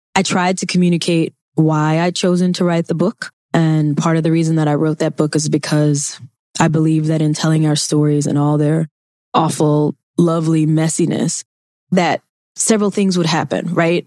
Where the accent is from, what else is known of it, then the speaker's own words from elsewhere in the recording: Mississippi, United States; I grew up in Mississippi. I took Mississippi history.